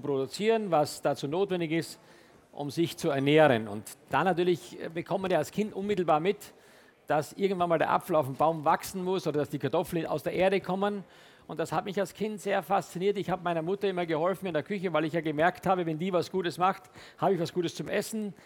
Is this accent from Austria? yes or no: yes; Styria, Austria; moved away; also born or lived in Hamburg, Germany / France; Ich komme gebürtig aus der Steiermark. Das ist ein kleines Dorf äh, südlich von Graz